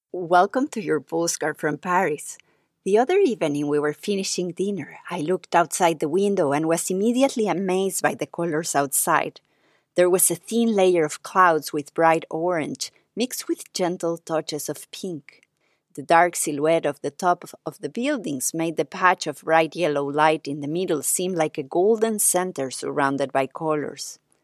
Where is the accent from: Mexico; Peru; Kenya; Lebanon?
Mexico; moved away; also born or lived in New York; growing up in Mexico